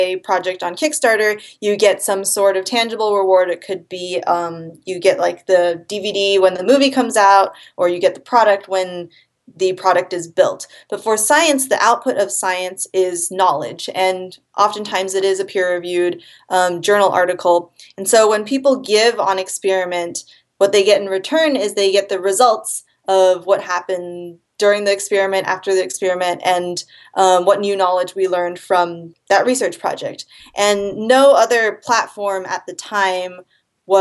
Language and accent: English; Seattle, Washington, United States; I am from Seattle, Washington